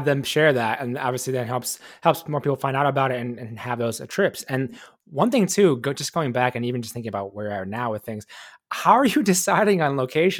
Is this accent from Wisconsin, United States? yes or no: yes; Wisconsin, United States; I'm from Wisconsin